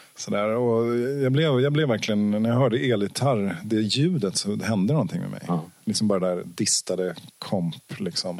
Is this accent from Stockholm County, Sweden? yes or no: yes; Ekerö, Stockholm County, Sweden; ute på Ekerö där jag växte upp